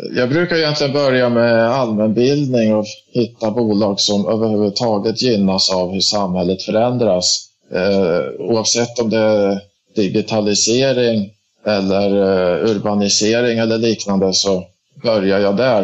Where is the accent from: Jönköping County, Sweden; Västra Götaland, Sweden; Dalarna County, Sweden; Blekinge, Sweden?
Dalarna County, Sweden; also born or lived in Stockholm area; now in Stockholm, Sweden; Jag är ursprungligen från Dalarna men Sen 2000 bor jag i, i Stockholmsområdet